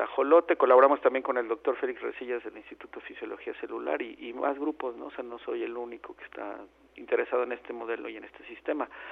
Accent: Mexico

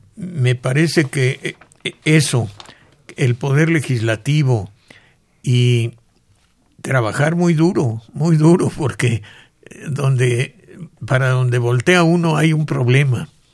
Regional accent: Mexico; muchos mexicanos hemos

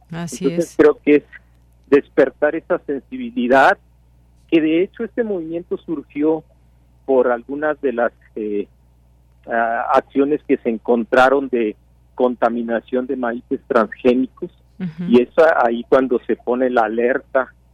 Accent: Mexico; como mexicanos es la base de nuestra alimentación

